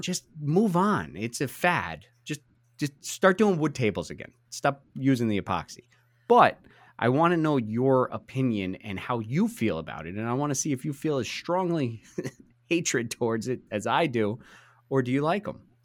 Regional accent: New Jersey, United States; we're two guys from New Jersey

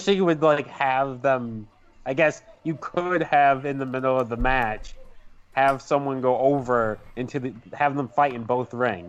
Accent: Buffalo, New York, United States; I'm from Buffalo too.

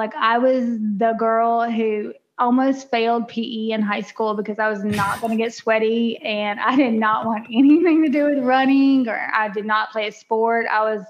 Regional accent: Natchitoches, Louisiana, United States; moved away as an adult; now in Dallas-Fort Worth, United States; I am from a tiny town in Louisiana called Natchitoches.

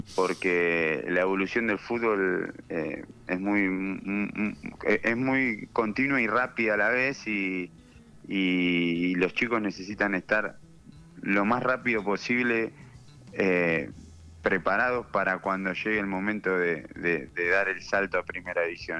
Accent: Argentina; siendo argentino

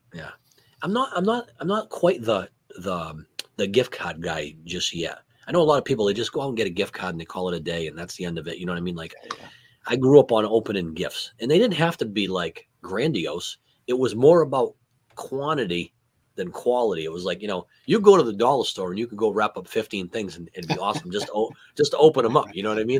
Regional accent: New England, United States; growing up in New England, you, you, hate the Jets, you hate the Bills

